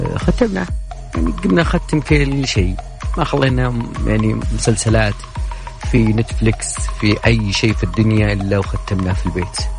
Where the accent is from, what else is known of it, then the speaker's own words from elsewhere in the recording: Saudi Arabia; احنا عندنا في السعوديه هنا